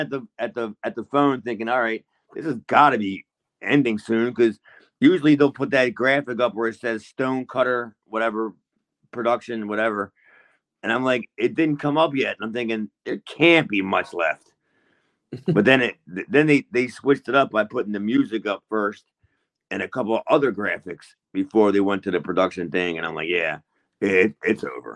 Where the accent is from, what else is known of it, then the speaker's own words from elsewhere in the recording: Baltimore, Maryland, United States; I'm from Baltimore